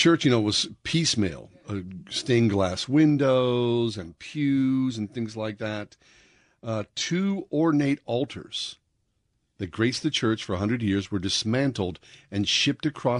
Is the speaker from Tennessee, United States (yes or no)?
no; Swissvale, Pennsylvania, United States; I grew up in Swissvale. Of course, I grew up a Catholic schoolboy. St. Anselm's was our home parish.